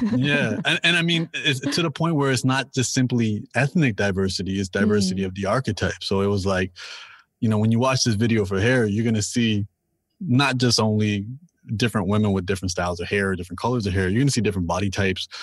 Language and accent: English; Toronto, Ontario, Canada; I'm, I'm from Toronto and I'm born and raised here